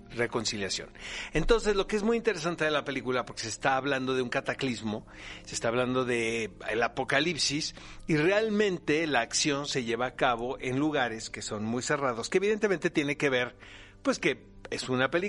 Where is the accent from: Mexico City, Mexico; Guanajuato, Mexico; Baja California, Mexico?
Baja California, Mexico; Tijuana; accent: Speedy González; me quitó el acento de Speedy González cuando yo llegué de Tijuana